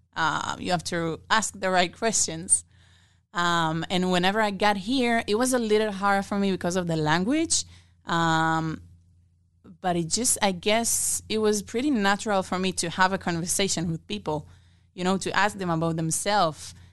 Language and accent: English; Israel; moved away as an adult; now in Omaha, United States; I'm originally from Israel